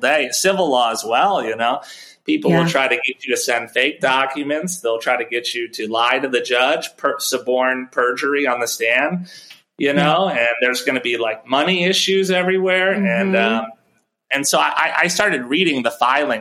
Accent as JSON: {"language": "English", "town": "Chicago", "region": "Illinois", "country": "United States", "said": "I'm from Chicago. I went to law school out in Chicago."}